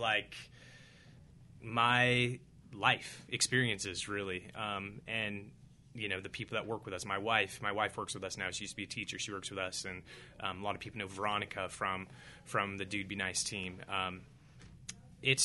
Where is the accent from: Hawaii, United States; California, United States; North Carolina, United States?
California, United States; Whittier; moved away as an adult; I had a good experience growing up in Whittier